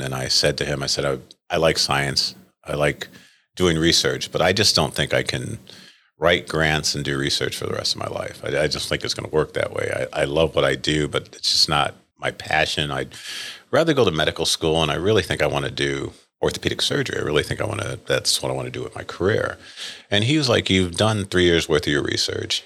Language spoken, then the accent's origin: English; Rochester, New York, United States; moved away as an adult; now in Saint Louis, United States; I grew up in Rochester, New York